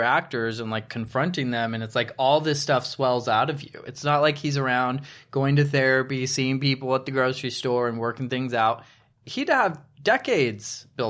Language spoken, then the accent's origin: English; San Jose, California, United States; also born or lived in San Francisco; I am from California, San Jose.